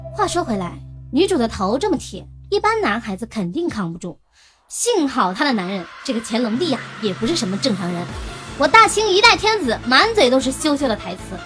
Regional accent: China; 我们中国人

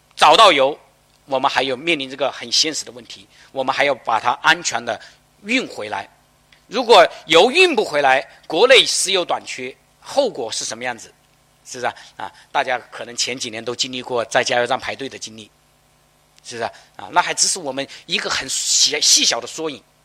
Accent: China; 我们中国人

